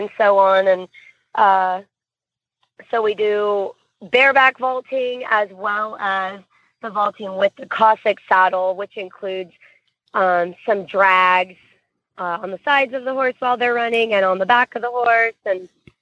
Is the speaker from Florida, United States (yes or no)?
yes; Florida, United States; I'm from Florida, so I am used to heat